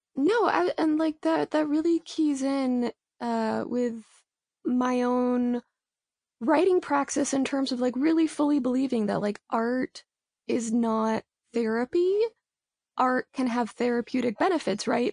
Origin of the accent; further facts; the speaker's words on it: Los Angeles, California, United States; I am a writer from Los Angeles